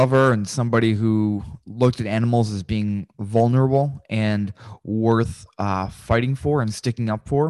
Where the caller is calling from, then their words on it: Richmond, Virginia, United States; I'm calling from Richmond, Virginia. It's about 2 hours from Washington, D.C.